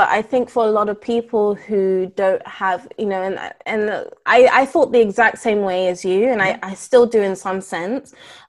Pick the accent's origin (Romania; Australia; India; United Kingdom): United Kingdom; I will proudly, in some ways, say that I am a British citizen, because it is the majority of the culture that I've lived in for the majority of my life.